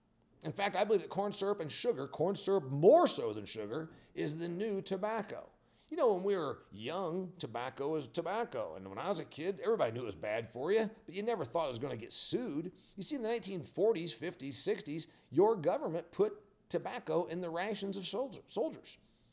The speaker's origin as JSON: {"language": "English", "region": "Indiana", "country": "United States", "said": "I'm from Indiana, remember? I'm a farm owner, a farm boy. I like corn just fine."}